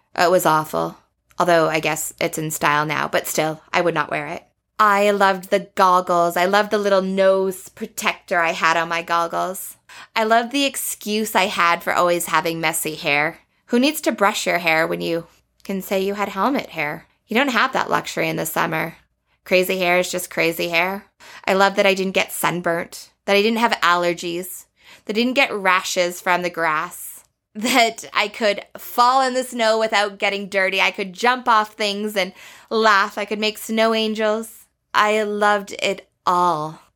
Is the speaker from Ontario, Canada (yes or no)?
no; Banff, Alberta, Canada; Growing up in Banff